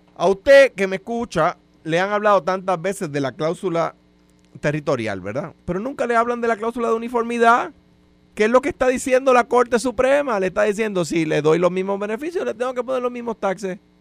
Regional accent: Puerto Rico

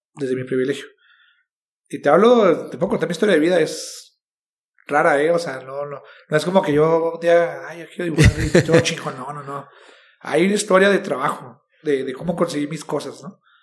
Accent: Chihuahua, Mexico; yo soy mexicano, nací en Chihuahua

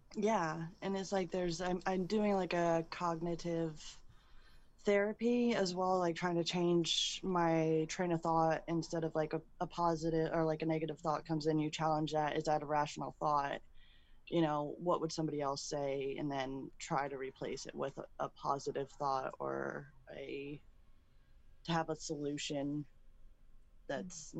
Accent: Sarasota, Florida, United States; I am from Sarasota, Florida originally

